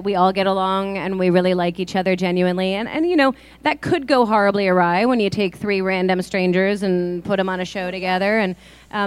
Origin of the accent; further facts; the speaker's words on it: East Coast, United States; now in Arizona, United States; I am actually from the East Coast as well